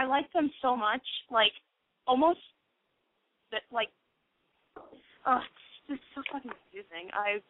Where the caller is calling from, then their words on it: Great Falls, South Carolina, United States; I'm from Great Falls, South Carolina